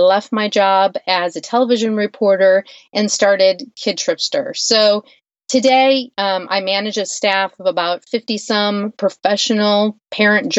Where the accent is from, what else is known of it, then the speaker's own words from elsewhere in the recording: Western Michigan, United States; I grew up in Western Michigan